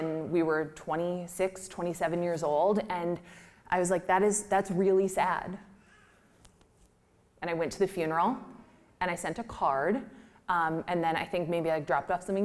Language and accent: English; Midwest, United States; We're from the Midwest.